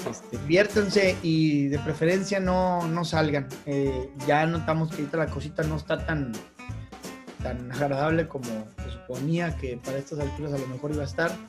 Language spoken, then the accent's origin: Spanish; Northeast Mexico, Mexico; no es que yo no me sienta como mexicano o así, pero definitivamente las culturas como las tecas, eh, bueno, la maya ni se diga, que es muchísimo más del centro del país, pero pues las culturas mexicanas, las culturas así prehispánicas, no son de los norestenses, nos moleste no nos moleste